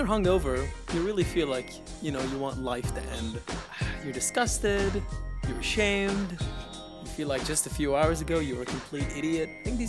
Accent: Beirut, Beirut Governorate, Lebanon; I'm from Beirut, Lebanon.

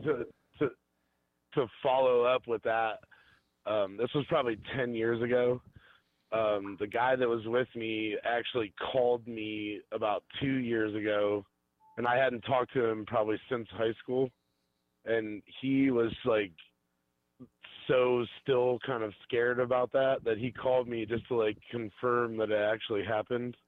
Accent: Bainbridge, Ohio, United States; also born or lived in Cleveland, Ohio; I grew up out in Bainbridge near Geauga Lake

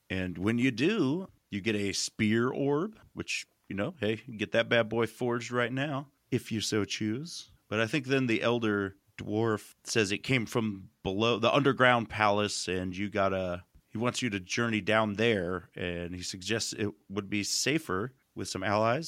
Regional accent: United States; I grew up in America

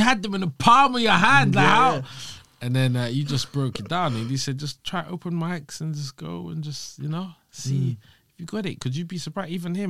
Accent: London, United Kingdom; I'm a Londoner. Londoner, West London. I used to walk past Hammersmith Apollo as a kid when it was a cinema

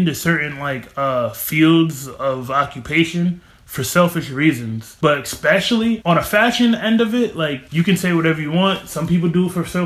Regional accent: Albany, New York, United States; also born or lived in Long Island, New York; I grew up out here. When I go to the city, I tell people, yeah, I'm from Albany.

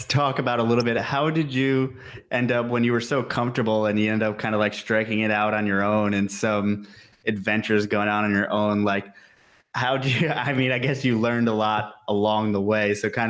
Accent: New York, United States; as someone from New York also

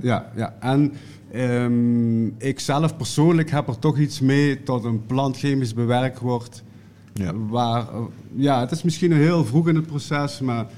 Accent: Limburg, Netherlands; bij ons in Limburg

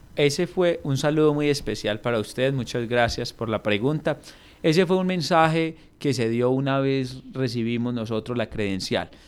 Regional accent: Samaná, Caldas, Colombia; mi pueblo me dio esa oportunidad, por ser el más joven pues de la historia de, de, de mi municipio

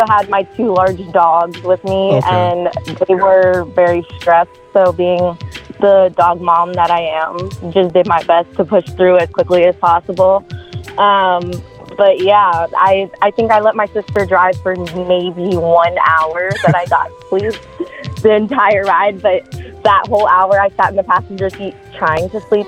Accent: Florida, United States; moved away as an adult; also born or lived in Manhattan, New York / Commack, Long Island, New York; now in Los Angeles, United States; I moved to Florida when I was 5, and I spent most of my childhood there, pretty much my whole childhood, actually. I lived in Florida for almost 16 years, grew up there

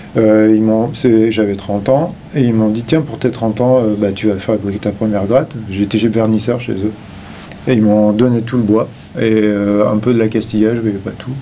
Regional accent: Limoges, Nouvelle-Aquitaine, France; je viens euh, de Limoges

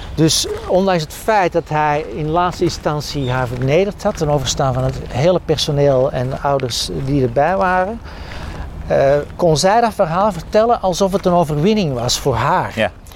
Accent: Edegem, Flanders, Belgium; also born or lived in Antwerp; ik ben opgegroeid in de Victoriastraat in Edegem

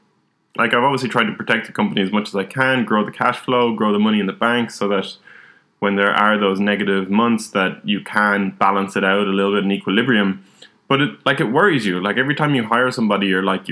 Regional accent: Ireland; growing up in Ireland, drinking is a big part of society.

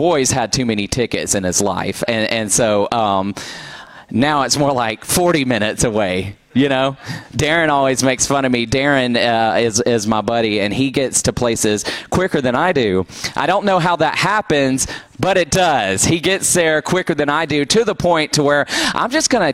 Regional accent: Douglasville, Georgia, United States; I grew up in Douglasville.

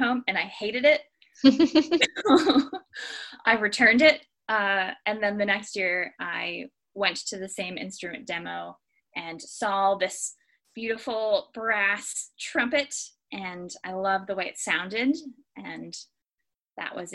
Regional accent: near Harrisburg, Pennsylvania, United States; moved away as an adult; now in Great Lakes, United States; I'm originally from Eders, Pennsylvania, which is just outside of Harrisburg, Pennsylvania

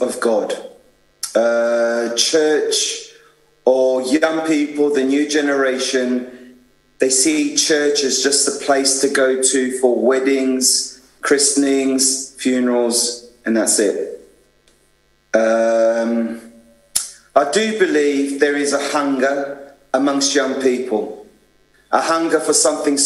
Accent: London, United Kingdom; moved away as an adult; also born or lived in Adelaide, Australia; now in Taranto, Italy; I'm British. Londoner.

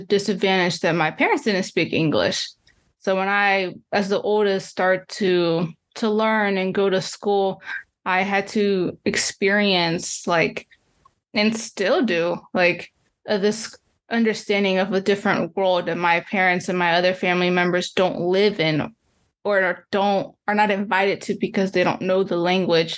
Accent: Columbus, Ohio, United States; also born or lived in Chihuahua, Mexico; I grew up in Ohio, in the capital, Columbus.

